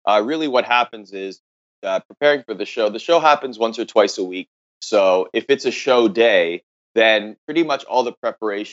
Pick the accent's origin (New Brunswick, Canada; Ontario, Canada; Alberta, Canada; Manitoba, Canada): Ontario, Canada; Oakville; I grew up in just outside of Toronto, Ontario, in a city called Oakville